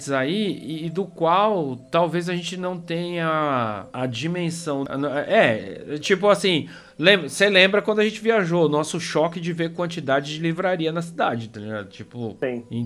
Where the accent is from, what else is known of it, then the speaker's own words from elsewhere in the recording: Brazil; porque como brasileiros, e a gente já viajou junto, e a gente já viajou junto para a Argentina